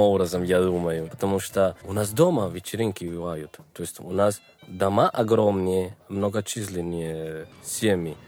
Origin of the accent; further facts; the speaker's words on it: Bogotá, Colombia; Russian is a second language; moved away as an adult; now in Moscow, Russia; Я из Колумбии, из богатейшей столицы нашей страны